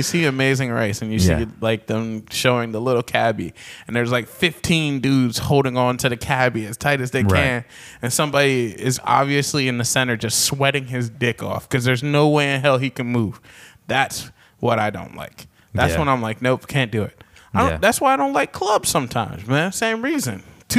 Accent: the South, United States; now in Philadelphia, United States; I came from the South. So, like, in the South, they didn't have that kind of shit.

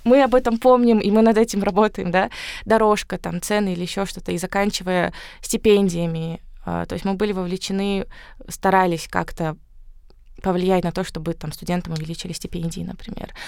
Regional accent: Karaganda, Karaganda Region, Kazakhstan; moved away; also born or lived in Astana; я сама родом из Караганды.

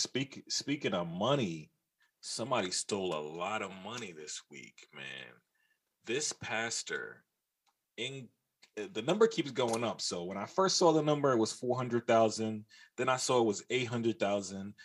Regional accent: New York City, New York, United States; I'm from New York, and I'm from New York from like the 90s early 2000s

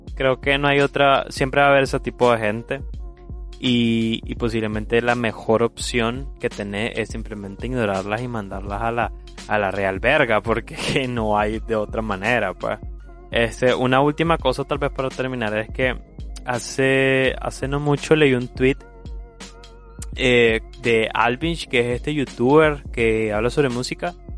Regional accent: Nicaragua; Como nicaragüense

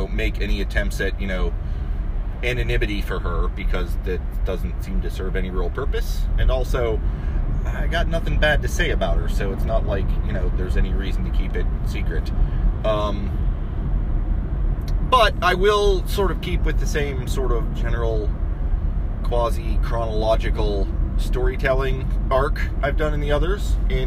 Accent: Martins Ferry, Ohio, United States; moved away as an adult; also born or lived in Florida; now in Columbus, United States; I'm from Martins Ferry, you know, St. Clairsville, Bridgeport, Bel Air, Wheeling, you know, all that area is what I'm talking to when I'm talking about the Ohio Valley. And it was a fine place to grow up

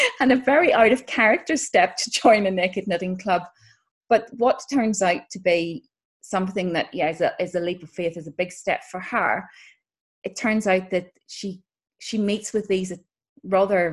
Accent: Northern Ireland, United Kingdom; moved away; growing up in Northern Ireland

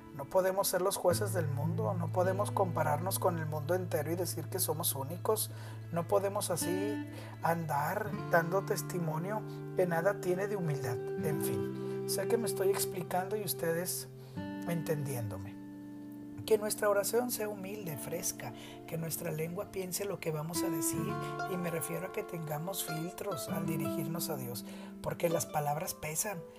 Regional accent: Nuevo León, Mexico; como decimos en Nuevo León, mi tierra, la divina garza

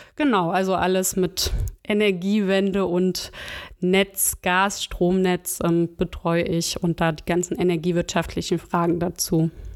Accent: Chemnitz, Saxony, Germany; moved away as an adult; now in Bonn, Germany; Ursprünglich komme ich aus Chemnitz und Sachsen

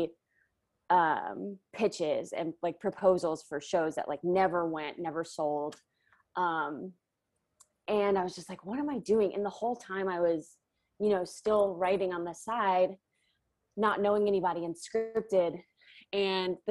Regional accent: Louisiana, United States; moved away; I'm from Louisiana. I don't know if I said that, but I commuted from my hometown, which was like about 40 minutes north of New Orleans.

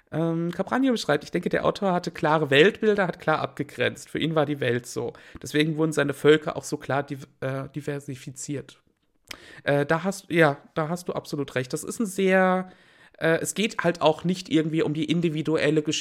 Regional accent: Wiesbaden, Hesse, Germany; born there; Na gut, ich bin in Wiesbaden geboren. Ähm, geboren worden.

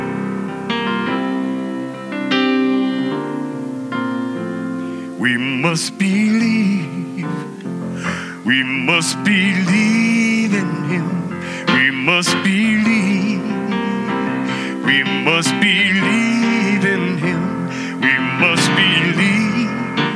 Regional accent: San Francisco, California, United States; I'm born and raised in San Francisco

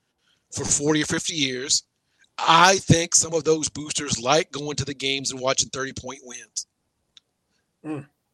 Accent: Louisville, Kentucky, United States; born or raised there

